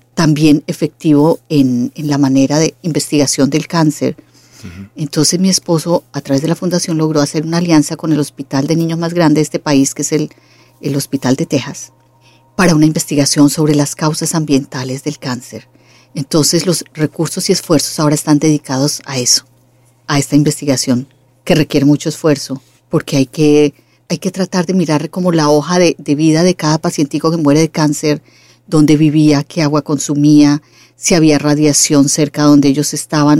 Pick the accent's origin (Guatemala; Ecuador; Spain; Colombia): Colombia; yo soy colombiana